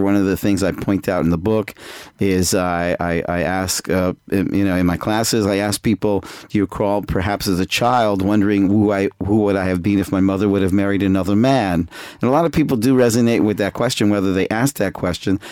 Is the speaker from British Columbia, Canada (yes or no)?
no; Toronto, Ontario, Canada; moved away as an adult; now in Jerusalem, Israel; I'm I'm originally from Canada, Toronto, uh, but I moved to I went to Israel when I was 18 and ended up staying there. So I live in Israel right now in Jerusalem